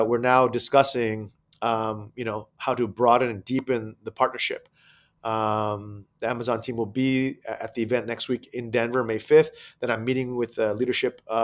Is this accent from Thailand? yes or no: yes; Thailand; moved away; also born or lived in United States; Asia, where I'm originally from, and I grew up in Thailand